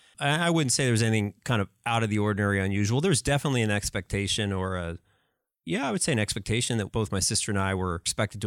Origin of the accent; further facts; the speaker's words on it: Pennsylvania, United States; So I grew up in Pennsylvania, outside of Philadelphia.